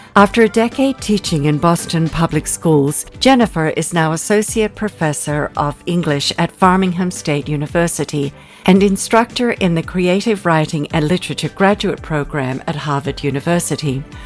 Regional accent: Australia; moved away as an adult; also born or lived in England; now in United States; growing up in Australia, I was the youngest of four

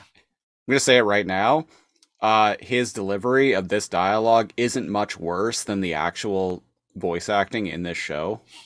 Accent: Canada; I'm Canadian and have worked in grocery stores for, like, the past decade

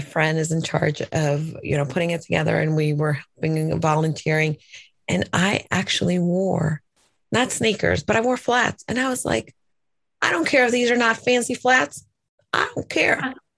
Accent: El Salvador; English is a second language; moved away; I was born in El Salvador. My dad is American, so he would, you know, speak to us in English

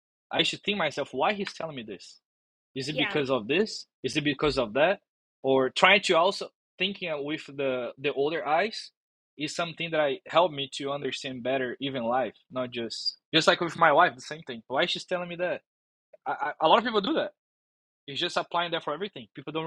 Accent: Brazil; English is a second language; now in United States; And that was a big thing when I came from Brazil.

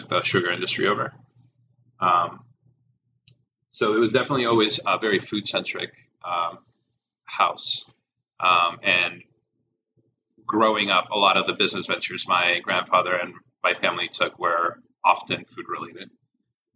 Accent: Mexico; now in United States; I grew up in Mexico where the family unit is very much still a thing

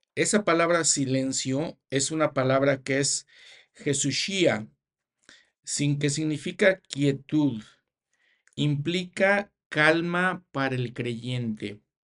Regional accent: Mexico; also born or lived in United States / Canada; en mi país, México

